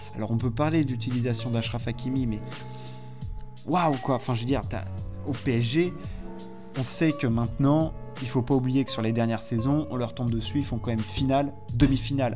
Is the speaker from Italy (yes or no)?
no; France; en tant que Français